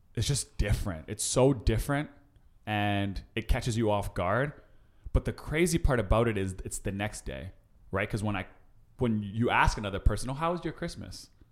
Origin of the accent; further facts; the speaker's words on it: Winnipeg, Manitoba, Canada; now in Toronto, Canada; my hometown Winnipeg